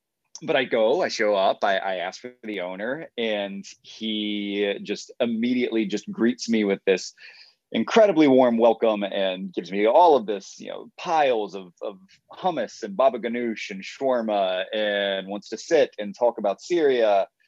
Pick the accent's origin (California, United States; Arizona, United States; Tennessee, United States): Tennessee, United States; Nashville; born there; I was born in Nashville, but lived a lot of my life elsewhere and then came back in about 2014.